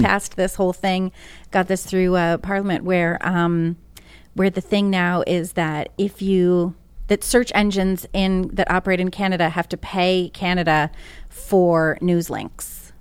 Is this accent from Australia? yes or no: no; Northeast, United States; also born or lived in Massachusetts / New York; I'm from the Northeast, born and raised.